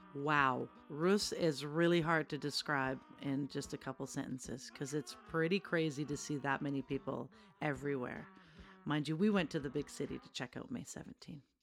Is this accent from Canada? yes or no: yes; Canada; as a Canadian